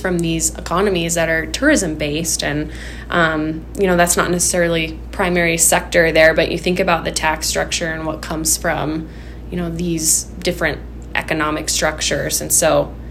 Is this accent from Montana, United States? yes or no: yes; Twin Bridges, Montana, United States; When I was little, I grew up in Twin Bridges, Montana, so I'm always a little partial to Madison County